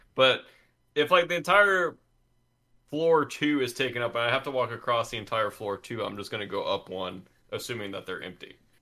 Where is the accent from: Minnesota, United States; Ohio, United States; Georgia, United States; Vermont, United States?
Georgia, United States; I grew up in Georgia where it's just hot outside most of the time